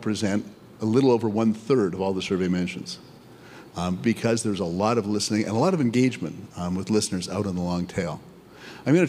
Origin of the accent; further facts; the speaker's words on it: Canada; I'm Canadian, I say niches, not niches